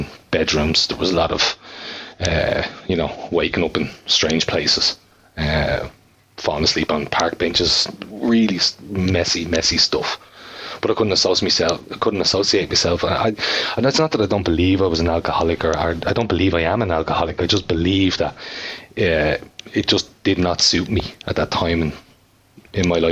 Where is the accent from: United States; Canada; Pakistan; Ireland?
Ireland; Bray, Leinster; I'm from Bray